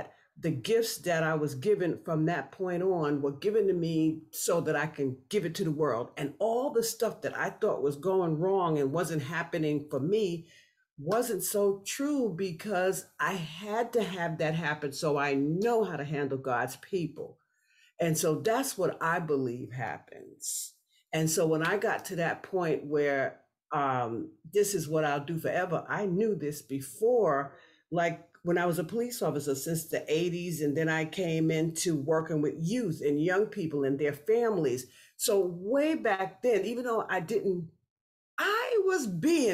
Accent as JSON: {"language": "English", "town": "New York City", "region": "New York", "country": "United States", "tie": "born or raised there", "also_born_or_lived": "Florida", "said": "I grew up in New York City and between New York City and Florida"}